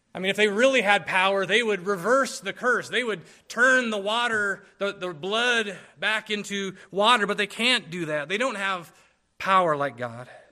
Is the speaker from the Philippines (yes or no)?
yes; Philippines; moved away; I grew up in the Philippines